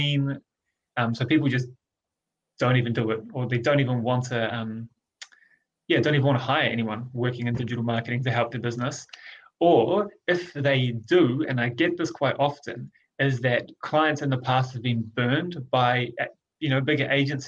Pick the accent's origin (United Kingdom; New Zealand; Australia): New Zealand; Rotorua, Bay of Plenty; a startup business in Rotorua, in my hometown